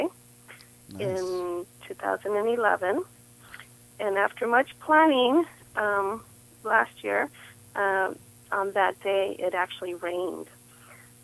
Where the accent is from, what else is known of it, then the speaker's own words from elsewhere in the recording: Los Angeles, California, United States; I grew up in City Terrace.